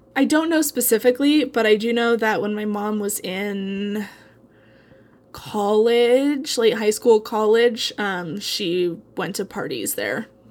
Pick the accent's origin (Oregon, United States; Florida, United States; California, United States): Oregon, United States; Eugene; Ken Kesey is, like, my hometown hero